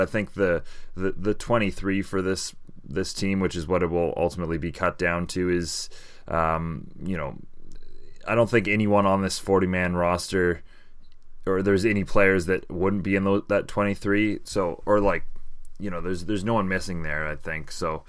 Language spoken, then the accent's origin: English; Canada; as a Canadian soccer fan, I think I'll welcome in future years.